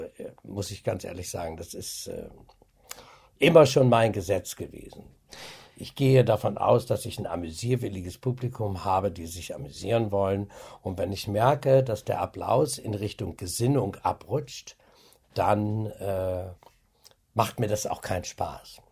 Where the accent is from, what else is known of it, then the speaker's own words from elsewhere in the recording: Osnabrück, Lower Saxony, Germany; da ist mein Arsch noch in Osnabrück, da wissen Sie zumindest, wo ich herkomme